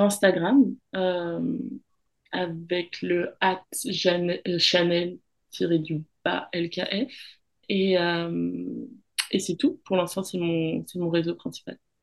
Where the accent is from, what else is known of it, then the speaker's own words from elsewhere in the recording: France; moved away as an adult; now in Australia; je suis française parce que j'ai grandi en France hexagonale, mais je suis aussi, euh, walisienne